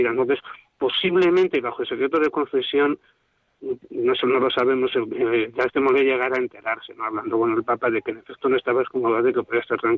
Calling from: Madrid, Community of Madrid, Spain; bueno, soy bienvenido de Madrid.

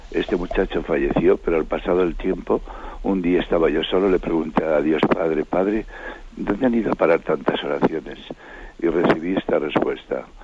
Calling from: Madrid, Community of Madrid, Spain; Buenos días. … de Madrid.

